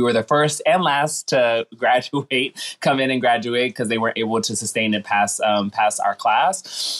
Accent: Washington, District of Columbia, United States; I hail from Washington, D.C. I'm a Washingtonian, born and bred and raised.

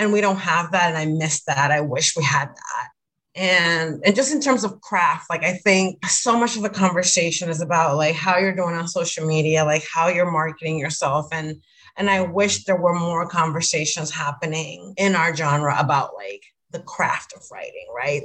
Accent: Dominican Republic; moved away as an adult; I grew up in the Dominican Republic, so I went to a Dominican, you know, elementary school, high school, and college

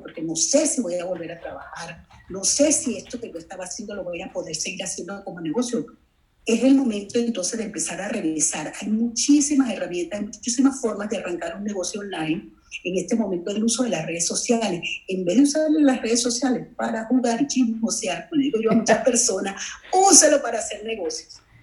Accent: Venezuela; moved away as an adult; now in Los Angeles, United States; soy originalmente de Venezuela, nacida en Venezuela

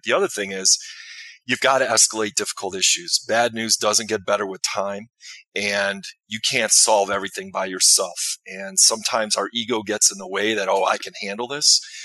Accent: Chicago, Illinois, United States; I grew up in the Chicagoland area

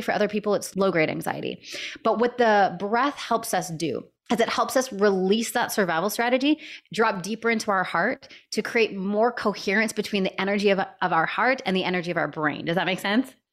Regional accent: Canada; now in San Diego, United States; I was living in Canada at the time. I'm Canadian.

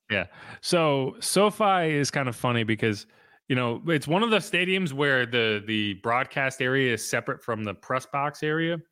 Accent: New England, United States; I'm from New England

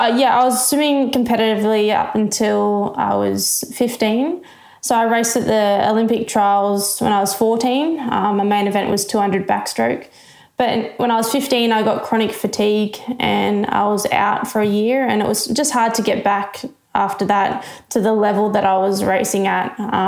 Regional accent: New South Wales, Australia; I loved the water. So I grew up as a swimmer.

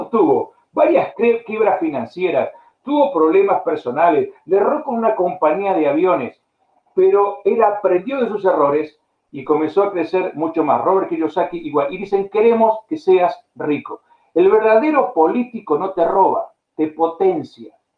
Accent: Argentina; moved away as an adult; also born or lived in Spain / United States / Bulgaria / Brazil; en, Argentina, en la, en la peor época de mi país

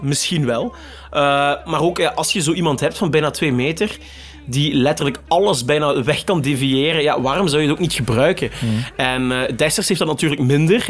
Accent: Limburg, Flanders, Belgium; als een echte Limburger

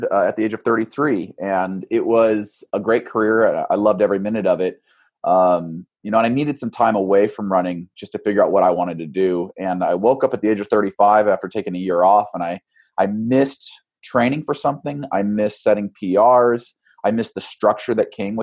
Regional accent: Boise, Idaho, United States; now in Eugene, United States; I grew up in Boise

